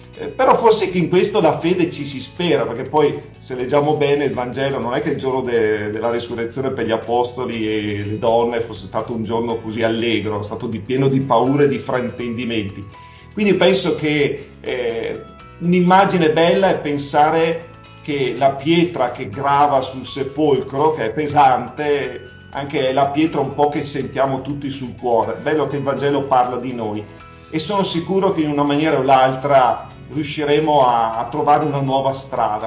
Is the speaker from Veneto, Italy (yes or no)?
yes; Verona, Veneto, Italy; moved away as an adult; now in Moniga del Garda, Italy; Io sono veronese, veneto